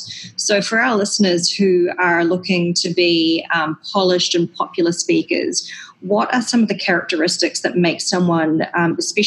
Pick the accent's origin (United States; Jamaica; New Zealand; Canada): New Zealand; moved away; if I'm working again in New Zealand in the future, which I, of course, hope to do, it's my home country